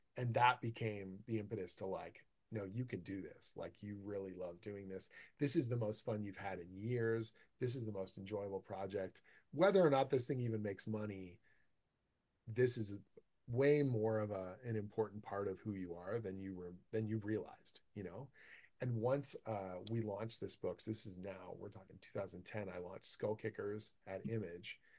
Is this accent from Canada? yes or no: yes; Canada; I'm Canadian